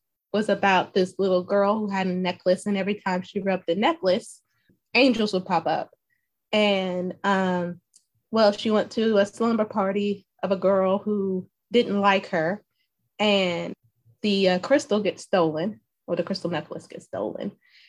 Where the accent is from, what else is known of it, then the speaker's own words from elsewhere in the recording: Alabama, United States; also born or lived in Waukegan, Illinois; So funny fact, I was born near Chicago in a city called Waukegan, Alabama, where I guess you can say it's like a nearby suburb. I left when I was five. So I like to say that I'm a full bred Southerner because I only spent 5 years up north in Chi-Town.